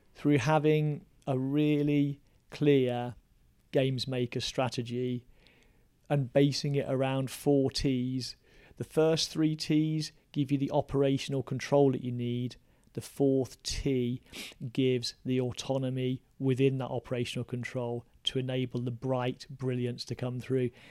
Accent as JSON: {"language": "English", "region": "West Midlands", "country": "United Kingdom", "tie": "born or raised there", "said": "I grew up in the West Midlands, yeah. very working class town"}